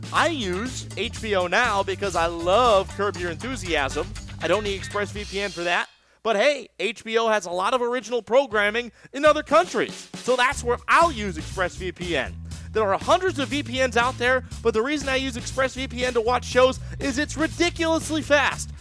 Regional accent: West Coast, United States; also born or lived in Chicago, Illinois; I was born in Chicago. I grew up on the West Coast.

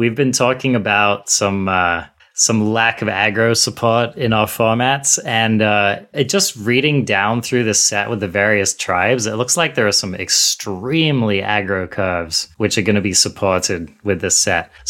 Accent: United States; I'm, I'm American over here, okay?

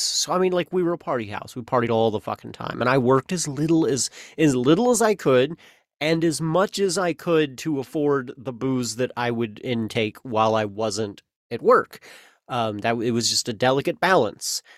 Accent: the Ozarks, United States; I'm an Ozarkie. I'm from the Ozarks. I'm an Ozarkian

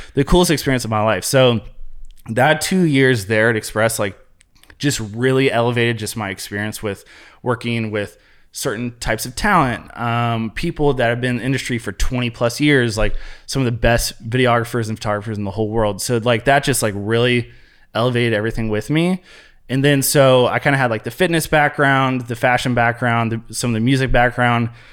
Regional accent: Columbus, Ohio, United States; moved away as an adult; also born or lived in Ventura, California; now in Chicago, United States; born and raised in Columbus, Ohio. So that's my area

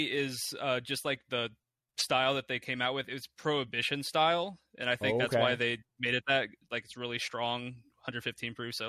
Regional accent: Kentucky, United States; I'm from Kentucky, home of bourbon.

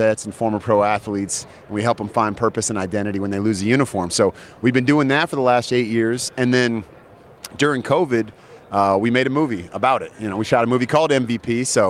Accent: California, United States; So I grew up in the Bay Area, so I'm a Niner fan.

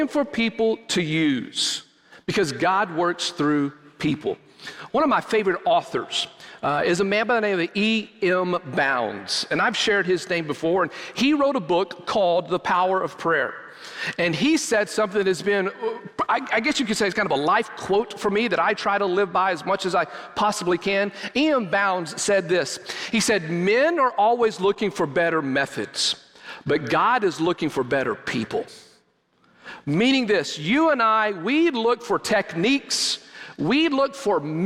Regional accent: Lamesa, Texas, United States; moved away; my hometown of La Mesa, Texas

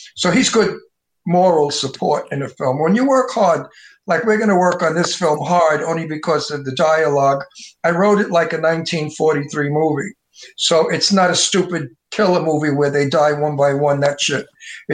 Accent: New York City, New York, United States; accent: Brooklyn Italian wise guy; moved away as an adult; also born or lived in Queens / Long Island; now in California, United States; I'm originally really born in Brooklyn, lived in Queens, and in later years lived on Long Island

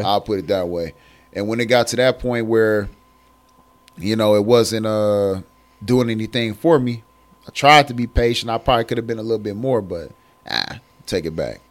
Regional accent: Michigan, United States; moved away as an adult; now in Columbus, United States; I moved away from Michigan because I'm originally from Michigan

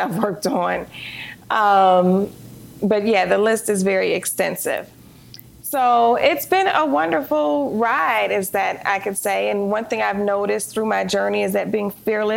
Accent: Detroit, Michigan, United States; moved away as an adult; I'm from Detroit, Michigan.

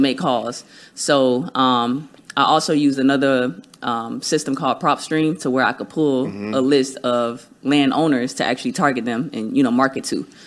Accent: Miami, Florida, United States; now in Tampa, United States; I'm born and raised in Miami, Florida. I'm based out of Tampa as well.

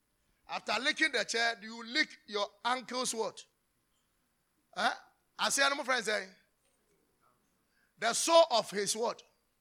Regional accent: Côte d’Ivoire; I told you we are from Cote d'Ivoire. That's my auntie.

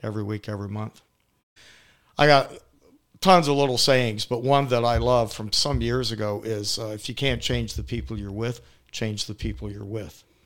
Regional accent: Atlanta, Georgia, United States; I am born and raised in Atlanta, downtown Atlanta, Saint Joseph's Hospital.

